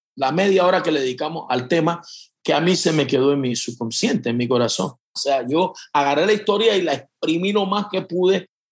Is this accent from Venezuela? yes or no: no; Panama; yo soy de Panamá